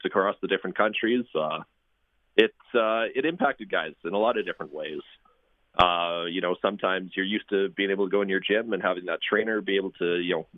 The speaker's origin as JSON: {"language": "English", "region": "Saskatchewan", "country": "Canada", "tie": "born or raised there", "said": "my family's here. I grew up here. I've got a lot of pride in the province"}